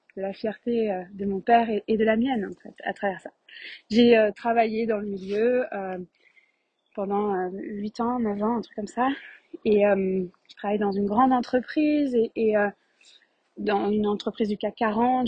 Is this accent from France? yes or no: yes; Paris region, Île-de-France, France; accent: French; moved away as an adult; also born or lived in Quebec, Canada; je suis née euh, en France de par un père euh, français, marseillais, et une mère québécoise de tête formale. Donc je suis née avec deux passeports, je suis née euh, avec ces deux pays pour patrie. J'ai vécu en France 27 ans, en région parisienne, puis Paris pendant 10 ans